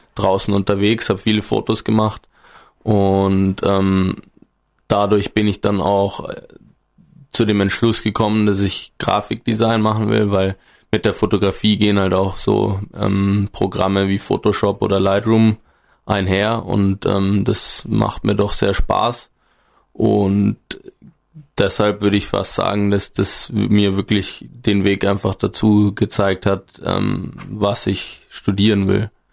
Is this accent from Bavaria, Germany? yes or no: yes; northern Bavaria, Germany; moved away as an adult; now in Gesäuse, Austria; ich komme aus dem Norden Bayerns, da gibt's bekanntlich nicht ganz so viele hohe Berge wie hier